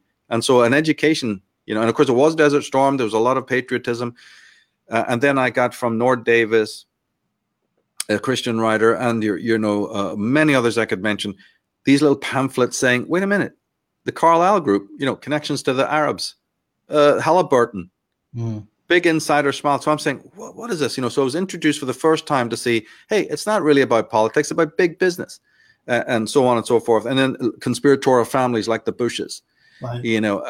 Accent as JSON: {"language": "English", "country": "Ireland", "also_born_or_lived": "London / Belfast", "moved": "yes", "lives_now": "United States", "said": "I'm Irish. We grew up in London and Belfast and in Ireland in general before I left to the States."}